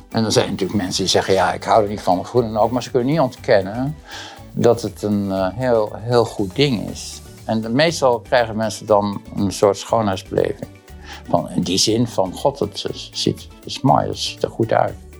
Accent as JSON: {"language": "Dutch", "town": "Boskoop", "region": "South Holland", "country": "Netherlands", "tie": "born or raised there", "said": "ik ben geboren eh, heel lang geleden in Boskoop. En dat is een tuindersdorp. bij Gouda in de buurt. En um, daar heb ik eigenlijk een hele leuke, prettige eh, tijd gehad."}